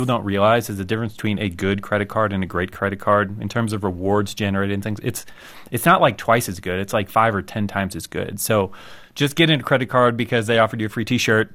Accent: United States; I'm an American

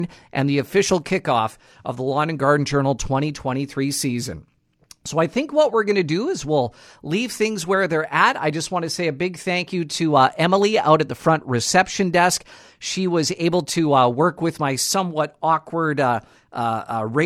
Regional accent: Nipawin, Manitoba, Canada; moved away; I'm originally from Nipawa, and we had a very large Polish and Ukrainian community in the Nipawa area, which is just south of Dauphin, barely an hour

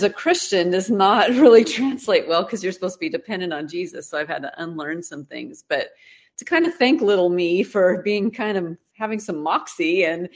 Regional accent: Pacific Northwest, United States; now in Texas, United States; I grew up in the Pacific Northwest

